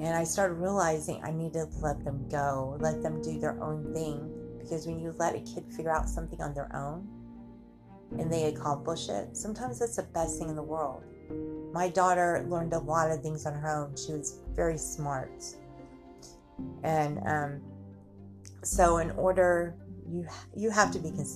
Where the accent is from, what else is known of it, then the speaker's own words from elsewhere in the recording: United States; we're lucky to be Americans because we're labeled Americans